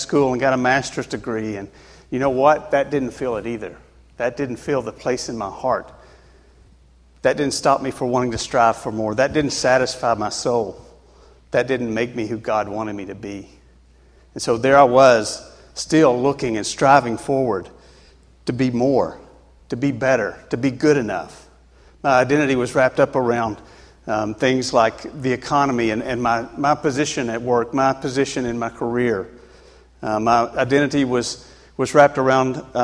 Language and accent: English; Tennessee, United States; moved away as an adult; now in New Hampshire, United States; I grew up in Tennessee, and that's a good state to be in, Tennessee. Anyway, so I grew up there and went through school, and I lived there until I was about 39 years old when I moved to New Hampshire.